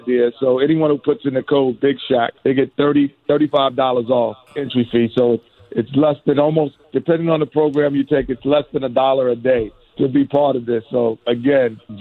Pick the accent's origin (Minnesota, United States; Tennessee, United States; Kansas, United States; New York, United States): New York, United States; being from New York